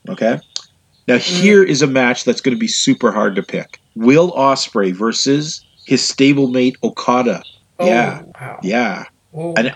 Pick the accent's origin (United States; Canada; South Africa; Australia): Canada; I'm Canadian